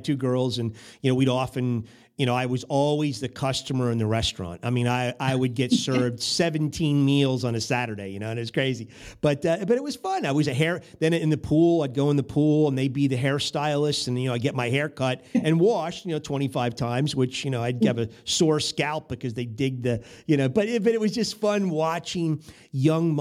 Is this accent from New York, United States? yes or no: no; Berkeley Heights, New Jersey, United States; now in St. Louis, United States; I'm from Berkeley Heights, New Jersey, so I'm not too far from you over there. I was grew up kind of right near Bell Labs over there, Murray Hill